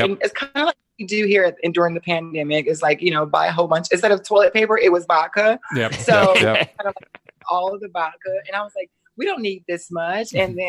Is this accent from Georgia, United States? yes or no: yes; Atlanta, Georgia, United States; accent: Georgia twang; also born or lived in Jacksonville, Florida; now in Los Angeles, United States; I'm originally from Atlanta, Georgia. Nice. You hear that Georgia, that little twang. And I used to live in Jacksonville, Florida.